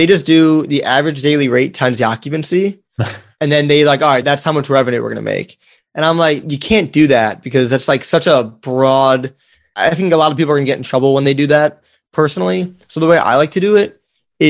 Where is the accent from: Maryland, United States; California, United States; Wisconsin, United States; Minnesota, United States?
Wisconsin, United States; moved away; I grew up in Wisconsin